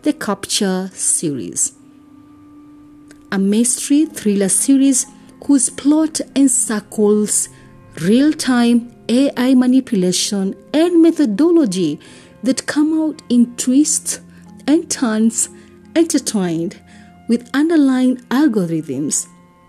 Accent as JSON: {"language": "English", "country": "Kenya", "said": "I am uniquely Kenyan and relevantly African"}